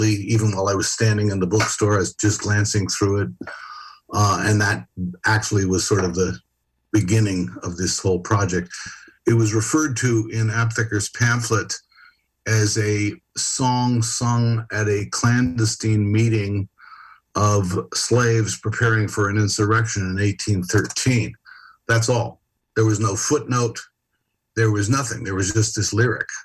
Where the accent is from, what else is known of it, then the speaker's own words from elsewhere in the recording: San Francisco, California, United States; I was born and raised in San Francisco and spent most of my life there